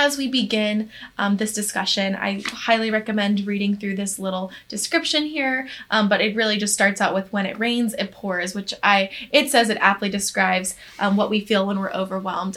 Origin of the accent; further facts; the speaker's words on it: the South, United States; I am from the South myself